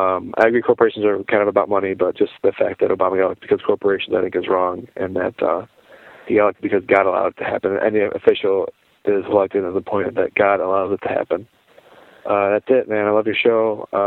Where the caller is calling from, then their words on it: Buffalo, New York, United States; Sean, this is …. I'm calling from Buffalo, New York.